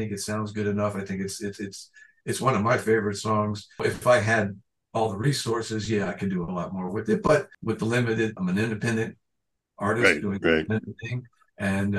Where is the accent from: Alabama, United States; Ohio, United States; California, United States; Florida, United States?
Florida, United States; I'm from Florida.